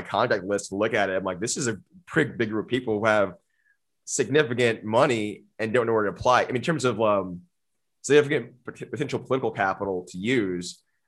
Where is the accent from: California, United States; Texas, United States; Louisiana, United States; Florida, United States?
Texas, United States; Austin; I grew up in Austin, man. Like, you know, we moved here. My family moved here in '91. I was eight.